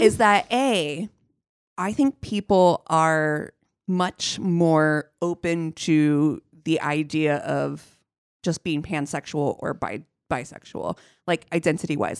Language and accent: English; Ohio, United States; moved away; growing up in Ohio